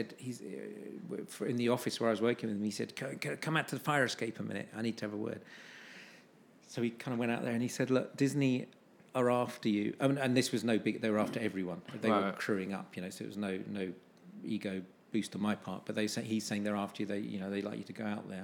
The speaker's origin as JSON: {"language": "English", "country": "United Kingdom", "said": "being British"}